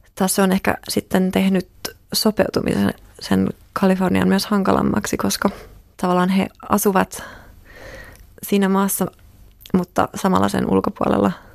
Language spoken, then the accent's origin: Finnish; Finland; olen kasvanut Suomessa